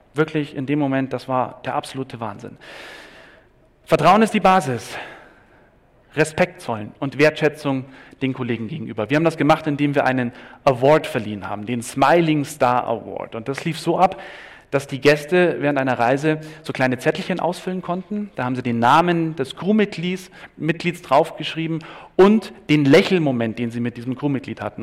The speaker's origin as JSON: {"language": "German", "region": "Bavaria", "country": "Germany", "said": "ich bin Bayer"}